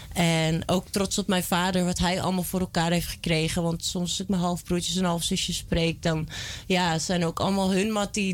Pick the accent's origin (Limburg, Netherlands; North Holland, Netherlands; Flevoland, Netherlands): Flevoland, Netherlands; Almere; also born or lived in Amsterdam / Belgium; Ik ben in Amsterdam geboren en in Almere opgegroeid.